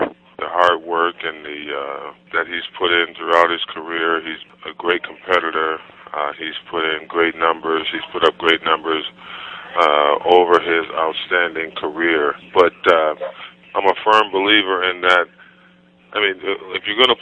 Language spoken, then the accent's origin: English; Buffalo, New York, United States; growing up in Buffalo, Buffalo, New York